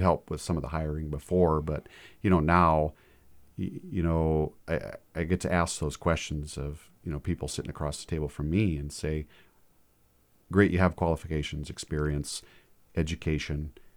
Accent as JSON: {"language": "English", "town": "Fairfield", "region": "Montana", "country": "United States", "tie": "born or raised there", "said": "born and raised in Fairfield, Montana, small community, seven hundred people"}